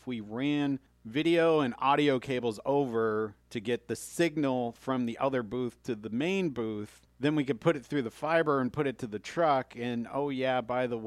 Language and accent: English; Cleveland, Ohio, United States; now in Evansville, United States; I'm from Cleveland and grew up in a snow belt